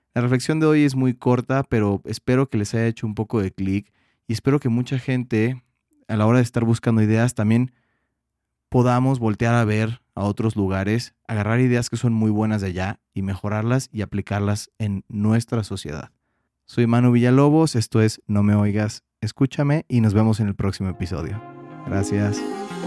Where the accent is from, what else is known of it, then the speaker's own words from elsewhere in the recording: Mexico; como diríamos en México